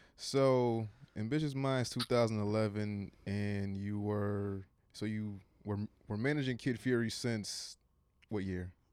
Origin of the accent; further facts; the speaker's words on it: Connecticut, United States; I'm from Connecticut